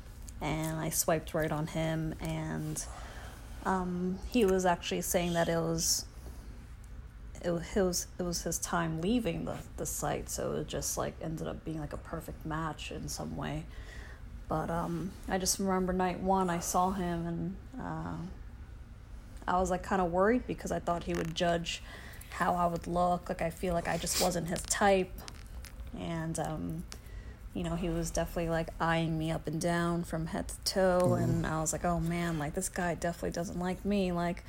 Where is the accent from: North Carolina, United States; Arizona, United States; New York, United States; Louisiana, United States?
New York, United States; New York City; we were both born and raised in Brooklyn.